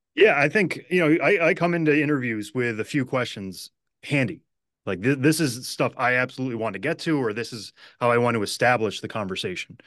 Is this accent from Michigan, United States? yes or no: no; Western Massachusetts, United States; growing up in Western Massachusetts